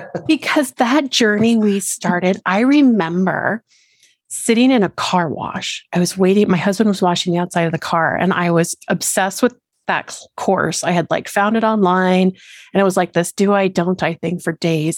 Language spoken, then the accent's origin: English; Colorado, United States; I born and raised in Colorado down here in the lower states